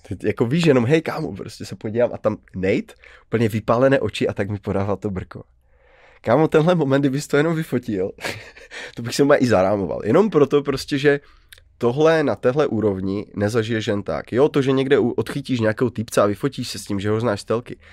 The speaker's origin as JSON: {"language": "Czech", "town": "Karviná", "region": "Moravian-Silesian Region", "country": "Czechia", "said": "jako Karviňák"}